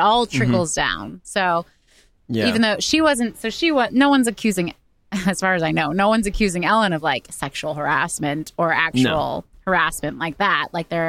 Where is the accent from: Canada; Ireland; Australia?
Australia; accent: Australian; My people have had enough of my Aussie accent.